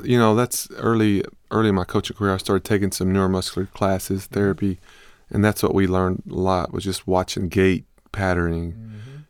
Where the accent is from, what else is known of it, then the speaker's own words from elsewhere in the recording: the South, United States; now in Austin, United States; I grew up in the South